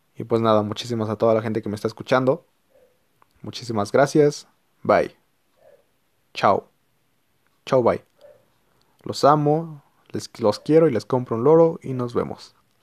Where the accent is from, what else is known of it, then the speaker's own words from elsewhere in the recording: Mexico; also born or lived in Mexico City; vivo en México, soy de México